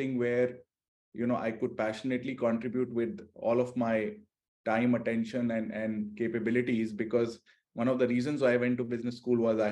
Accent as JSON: {"language": "English", "country": "India", "moved": "as an adult", "said": "I'm an Indian"}